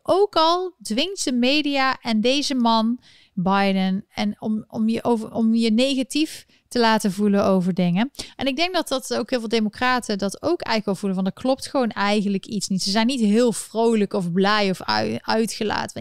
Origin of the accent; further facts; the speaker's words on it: North Brabant, Netherlands; accent: Brabantse tongval; Ik kwam een beetje mijn Brabantse tongval naar boven